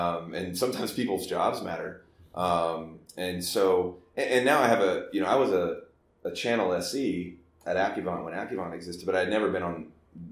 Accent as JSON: {"language": "English", "town": "Dallas", "region": "Texas", "country": "United States", "tie": "born or raised there", "said": "I grew up in Dallas, or Texas, and I joined the Army straight out of high school"}